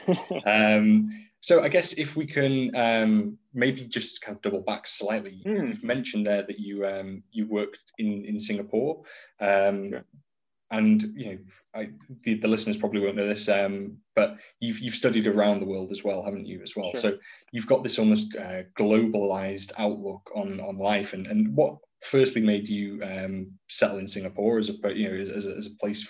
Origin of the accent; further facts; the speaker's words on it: Wales, United Kingdom; I'm a Welshman. It was dinned into me as a child